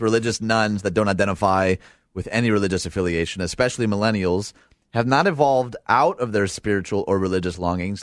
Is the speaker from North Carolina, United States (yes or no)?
no; Dearborn, Michigan, United States; I'm from Dearborn, Michigan